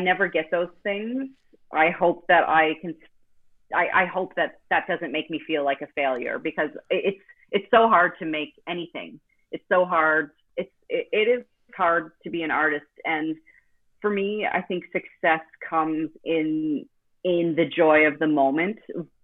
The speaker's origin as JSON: {"language": "English", "town": "Halifax", "region": "Nova Scotia", "country": "Canada", "tie": "born or raised there", "said": "in my hometown in Nova Scotia in Canada, in the city called Halifax"}